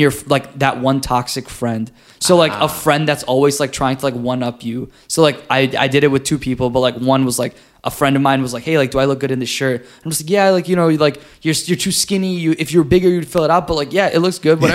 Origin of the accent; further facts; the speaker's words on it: United States; I grew up in America, but, like, in America, I'm viewed as Indian